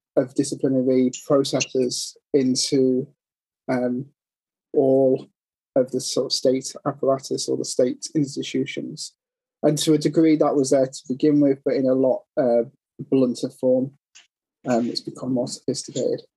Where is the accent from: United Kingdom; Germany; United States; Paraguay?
United Kingdom; we're British